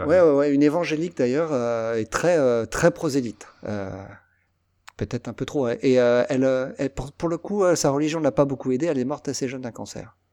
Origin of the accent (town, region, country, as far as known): Versailles, Île-de-France, France; born or raised there